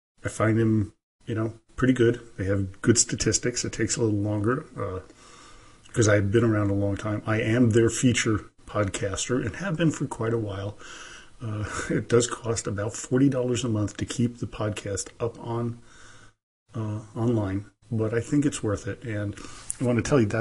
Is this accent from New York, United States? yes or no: yes; New York City, New York, United States; also born or lived in Germany / St. Petersburg, Russia; now in Reno, United States; I'm originally from New York City. By way of Germany and St. Petersburg, Russia, where my Russian side of the family comes from